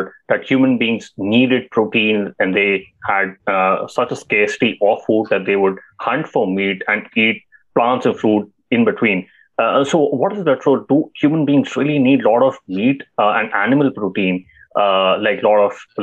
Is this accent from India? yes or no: yes; India; I, as an Indian